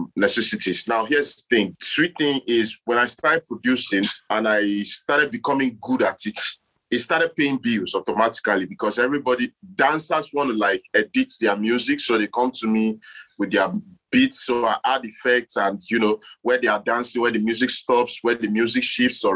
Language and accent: English; Akwa Ibom, Nigeria; I'm from Akwa Ibom State, southern part of Nigeria